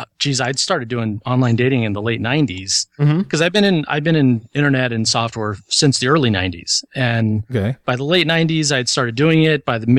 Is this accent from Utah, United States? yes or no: no; Covina, California, United States; also born or lived in Anaheim / Seattle; Now I'm in Culver City, but I lived in Anaheim for a couple of years. I grew up in Covina.